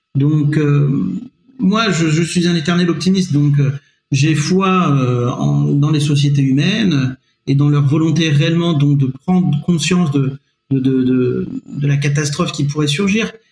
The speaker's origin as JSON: {"language": "French", "town": "Nevers", "region": "Bourgogne-Franche-Comté", "country": "France", "tie": "born or raised there", "also_born_or_lived": "Syria / Montpellier / Besançon", "said": "j'ai passé le, plus clair de, mon adolescence euh, à, Nevers jusqu'au bac. Après, auparavant, moi, je suis né à l'étranger, je suis né en Syrie"}